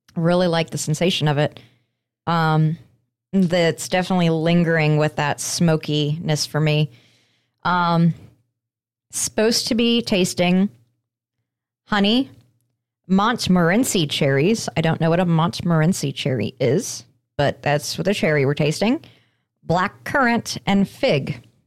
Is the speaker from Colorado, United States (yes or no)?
yes; Colorado, United States; moved away; a company based out of Colorado. Uh, it is right there from my home state